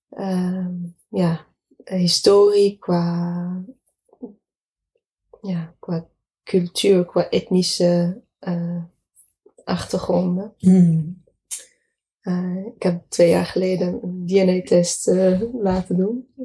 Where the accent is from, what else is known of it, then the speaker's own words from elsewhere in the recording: Casablanca, Casablanca-Settat, Morocco; Dutch is a second language; moved away as an adult; also born or lived in Nancy, France / Den Bosch, Netherlands; now in Netherlands; ik kom er oorspronkelijk uit Marokko. Eh, geboren toch in Casablanca.